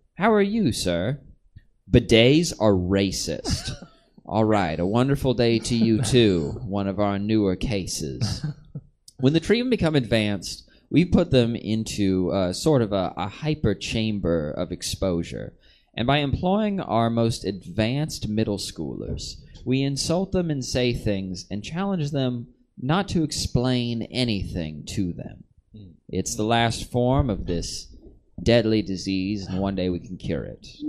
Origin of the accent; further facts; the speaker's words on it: Kentucky, United States; Listen, I'm from the South.